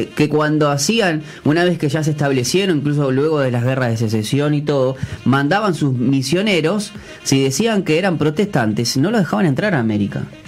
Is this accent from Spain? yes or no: no; Uruguay; nosotros, como uruguayos